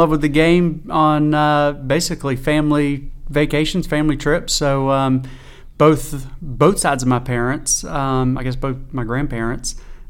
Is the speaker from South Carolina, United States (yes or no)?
yes; Lake City, South Carolina, United States; So I grew up in Lake City.